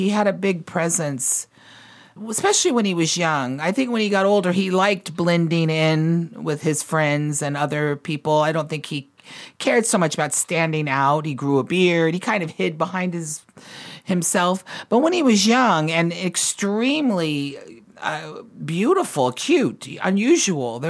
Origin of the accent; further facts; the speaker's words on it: the South, United States; I grew up in the South too. You start working really young down here